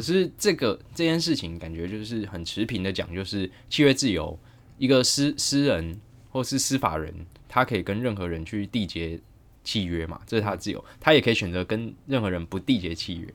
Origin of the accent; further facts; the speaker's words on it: Taichung, Taiwan; 我台中人